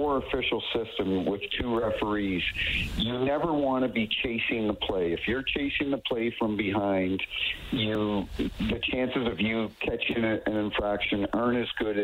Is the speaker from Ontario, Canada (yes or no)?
no; New Brunswick, Canada; now in St. Louis, United States; I grew up in New Brunswick, and I live in St. Louis now